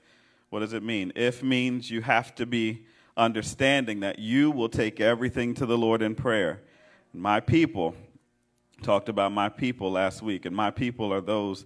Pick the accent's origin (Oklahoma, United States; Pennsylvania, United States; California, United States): Pennsylvania, United States; Philadelphia; I'm a Philadelphian, right? I'm from West Philly